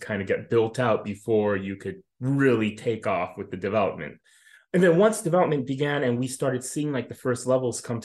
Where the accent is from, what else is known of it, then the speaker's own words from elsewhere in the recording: United States; I grew up here in the United States.